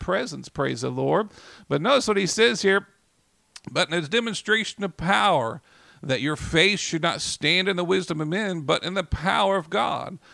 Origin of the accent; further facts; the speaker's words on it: Oklahoma City, Oklahoma, United States; I grew up here in Oklahoma City